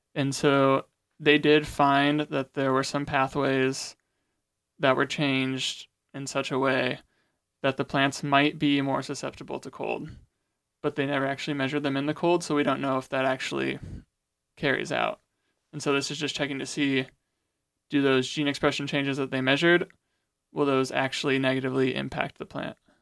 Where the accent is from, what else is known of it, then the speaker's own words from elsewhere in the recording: Goshen, Indiana, United States; I'm actually from Goshen, Indiana, attending Goshen College.